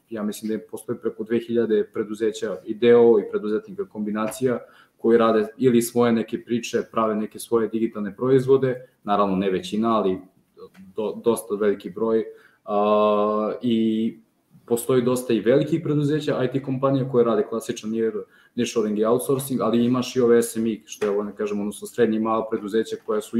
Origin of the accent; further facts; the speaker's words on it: Šabac, Mačva District, Serbia; moved away as an adult; now in Niš, Serbia; ja sam rodom iz Šapca, znači ja nisam rođen Nišlija, možda se i čuje, Ovaj, mada ja niški akcent više sad upotrebljam